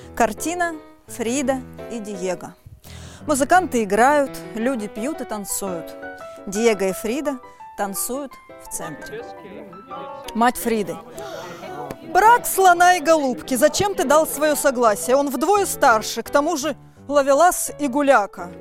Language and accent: Russian; Omsk, Omsk Oblast, Russia; я из Омска